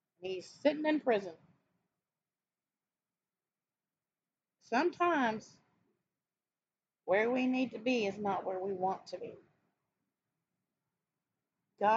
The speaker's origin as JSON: {"language": "English", "region": "the South", "country": "United States", "tie": "born or raised there", "said": "I grew up in the South. I'm still in the South, in Texas."}